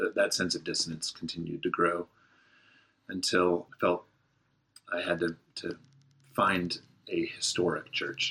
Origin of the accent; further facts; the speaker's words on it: Southwest Missouri, United States; also born or lived in Orange County, California; now in Marietta, United States; I was born in Orange County, California. Lived there for eight years of my life. Um, then my parents moved, uh, my sister and I, to rural Missouri, and uh, grew up there. Uh, consider that home, Southwest Missouri, between Springfield and Joplin